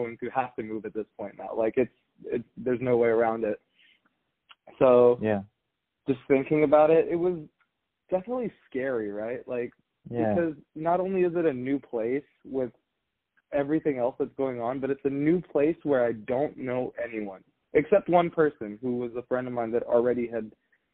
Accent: the Bay Area, California, United States; moved away as an adult; I grew up in the Bay. I went to college in the Bay

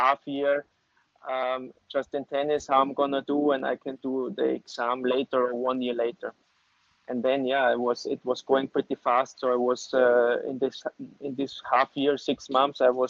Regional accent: Graz, Styria, Austria; English is a second language; I'm from Styria, where everybody knows Arnold Schwarzenegger, so he's from my city, he was born in my city, and I'm from there

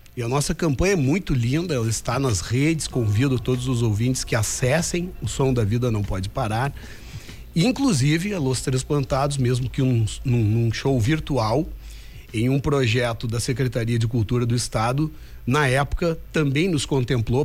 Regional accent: Lagoa Vermelha, Rio Grande do Sul, Brazil; moved away; also born or lived in Porto Alegre; E a gente começou a fazer isso brincando em Lagoa Vermelha, primeiro na garagem da minha casa e depois em outras garagens. Finais de semana, quando eu vinha de Porto Alegre

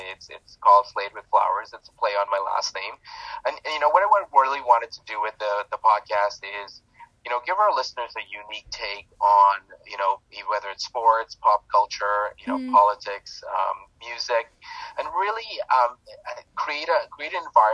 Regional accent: Toronto, Ontario, Canada; I'm from Toronto, Canada

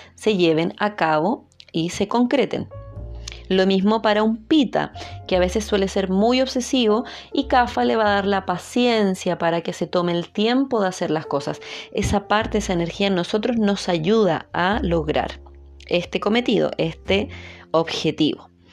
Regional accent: Chile; soy chilena, entonces tendemos a no pronunciar mucho todas las palabras y hablar un poquito rápido

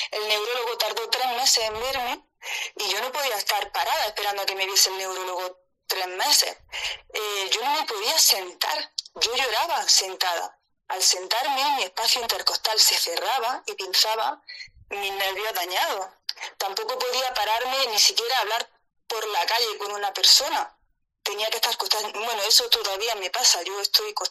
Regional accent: Granada, Andalusia, Spain; yo soy de Andalucía, soy de Granada

